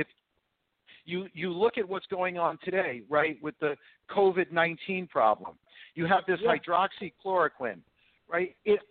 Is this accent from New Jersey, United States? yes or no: yes; New Jersey, United States; Look, I came from New Jersey.